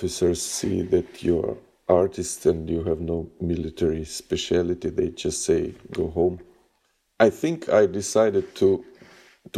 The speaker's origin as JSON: {"language": "English", "region": "Kyiv", "country": "Ukraine", "said": "I'm from Kyiv. I'm artist"}